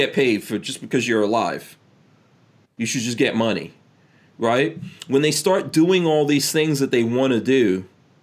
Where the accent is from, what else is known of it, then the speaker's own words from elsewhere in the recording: New York City, New York, United States; now in Gainesville, United States; I grew up in New York City when it was like all crack